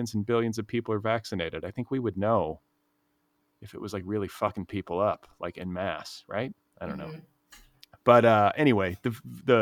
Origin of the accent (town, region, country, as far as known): Cedarburg, Wisconsin, United States; born or raised there; also born or lived in Milwaukee, Wisconsin